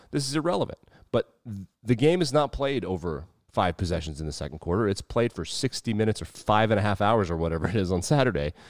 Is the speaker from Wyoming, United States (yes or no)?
yes; Southwest Wyoming, United States; we were born and raised in Southwest Wyoming